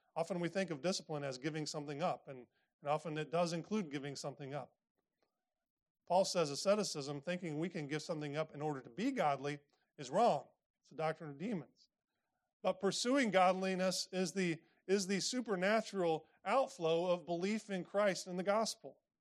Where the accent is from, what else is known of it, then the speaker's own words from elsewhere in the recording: Indiana, United States; I grew up in Indiana